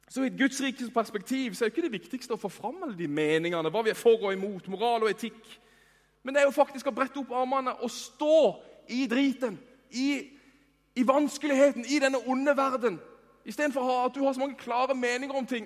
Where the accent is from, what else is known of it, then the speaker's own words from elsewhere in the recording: Norway; vi er jo nordmenn